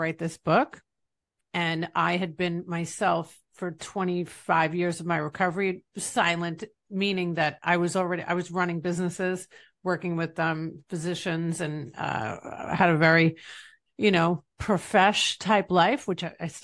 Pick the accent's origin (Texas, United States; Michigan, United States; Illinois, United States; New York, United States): New York, United States; East Rockaway; now in Tampa Bay, United States; I'm from East Rockaway, Long Island, New York